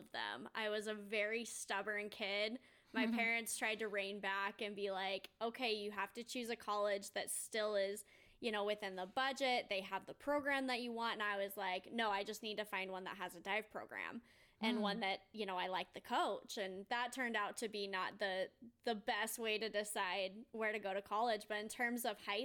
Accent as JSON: {"language": "English", "town": "Mesa", "region": "Arizona", "country": "United States", "tie": "born or raised there", "said": "I grew up in Mesa, Arizona. So it's a suburb of Phoenix"}